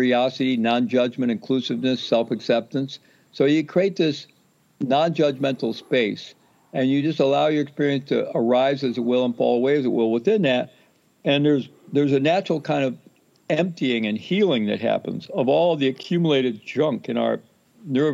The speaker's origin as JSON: {"language": "English", "region": "the Midwest of the U.S.", "country": "United States", "tie": "born or raised there", "said": "I grew up Roman Catholic in the Midwest of the U.S."}